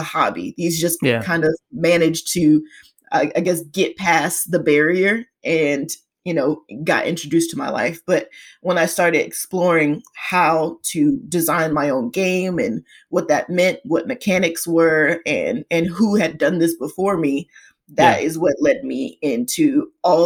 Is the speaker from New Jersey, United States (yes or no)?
no; Atlanta, Georgia, United States; also born or lived in Florida; I was born and bred in Georgia. If someone wanted specifics, more Atlanta-ish than any other part of Georgia.